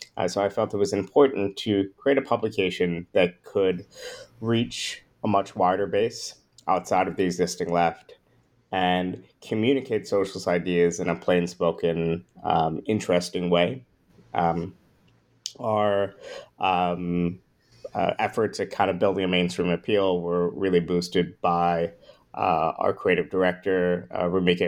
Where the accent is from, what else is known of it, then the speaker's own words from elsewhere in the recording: New York area, United States; I grew up in the New York area